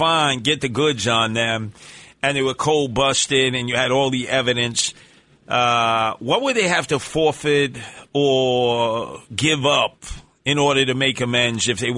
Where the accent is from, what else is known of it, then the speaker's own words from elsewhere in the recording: New York City, New York, United States; I came from Canarsie.